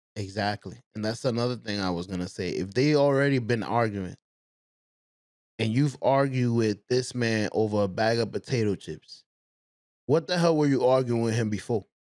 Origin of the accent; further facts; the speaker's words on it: New York City, New York, United States; I'm from the Bronx